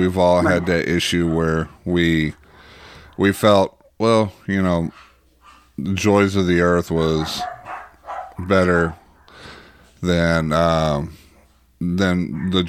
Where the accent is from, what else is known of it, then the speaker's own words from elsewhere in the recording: Arkansas, United States; I grew up like that in Arkansas.